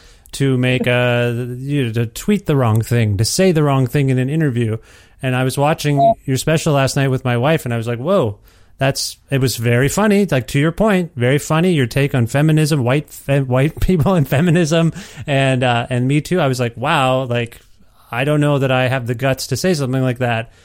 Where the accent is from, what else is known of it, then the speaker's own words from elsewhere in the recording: Canada; as a Canadian